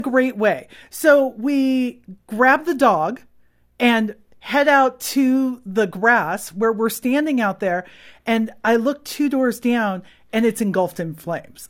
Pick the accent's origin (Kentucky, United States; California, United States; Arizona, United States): California, United States; I'm from California